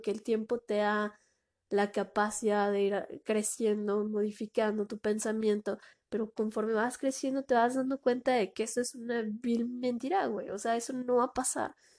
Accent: Mexico; de aquí en mi país

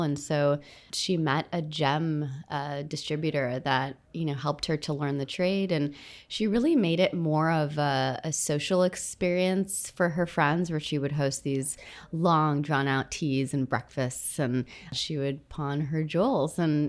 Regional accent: Jeddah, Makkah Province, Saudi Arabia; moved away; I grew up in Saudi Arabia, in Jeddah to be precise, on the coast of the Red Sea. My dad was working there as an aircraft mechanic, and I spent a decade of my life out there.

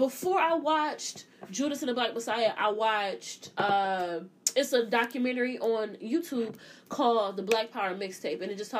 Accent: Ohio, United States; I'm from Ohio

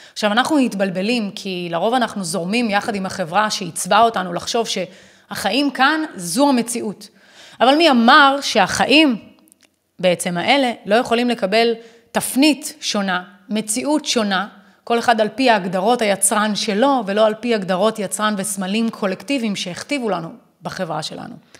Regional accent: Israel; אני ישראלית. זה סמליות למציאות שלי שאני חיה בארץ ישראל וזו המדינה שלי

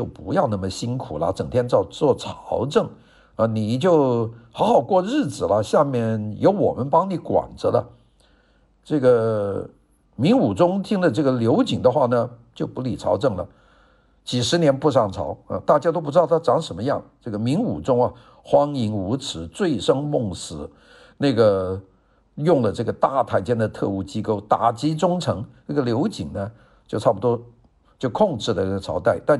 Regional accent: China; 其中明朝是这个我们中国人的这个国家

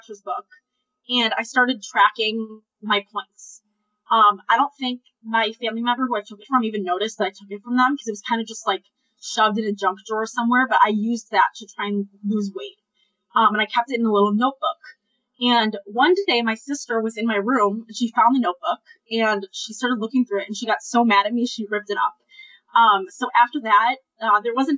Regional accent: Ann Arbor, Michigan, United States; I'm 24 years old, and I am from Ann Arbor, Michigan

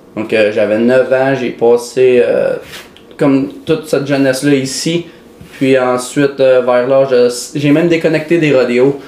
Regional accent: Mirabel, Quebec, Canada; born or raised there; also born or lived in Edmonton, Alberta

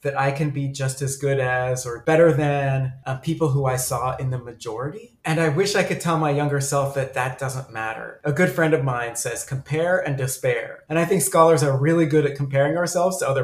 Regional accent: United States; accent: American; also born or lived in Sudan; I speak Arabic with a very American accent, very Americanized, because I moved to the United States as a child

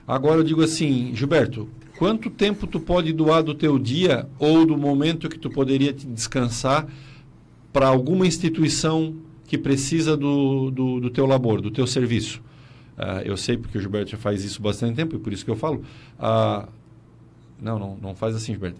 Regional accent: South Region, Brazil; Nós, aqui no Sul

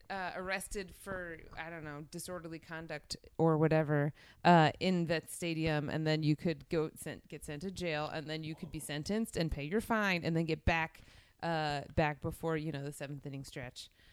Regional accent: New Jersey, United States; moved away; I'm from South Jersey, which is a suburb of Philadelphia

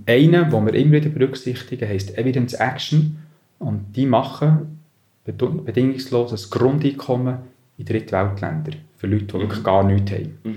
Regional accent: Bern, Switzerland; also born or lived in Milwaukee, United States; bin dann aufgewachsen an verschiedenen Orten in und um Bern

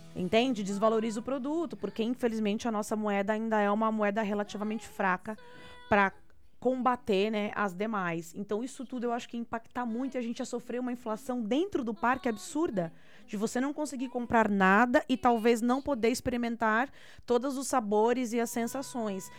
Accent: Brazil; enquanto brasileira

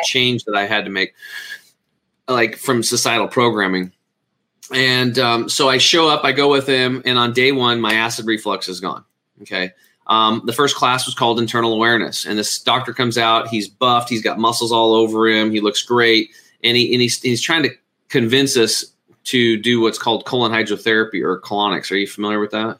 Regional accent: Eastern Oregon, United States; born or raised there

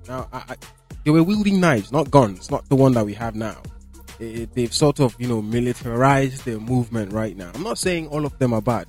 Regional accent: Borno, Nigeria; I am from Borno State

